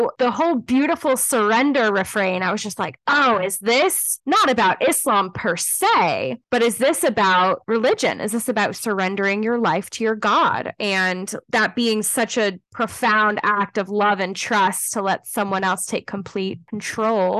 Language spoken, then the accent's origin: English; Los Angeles County, Southern California, United States; born or raised there; moved away